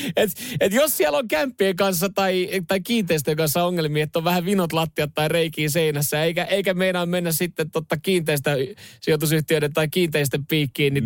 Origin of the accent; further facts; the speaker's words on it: Vantaa, Uusimaa, Finland; lamaajan lapsena Länsi-Vantaalla viettänyt nuoruuden